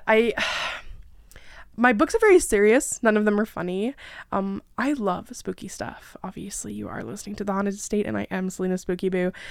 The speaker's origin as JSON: {"language": "English", "area": "about an hour away from Toronto", "region": "Ontario", "country": "Canada", "said": "I am Canadian, about an hour away from Toronto."}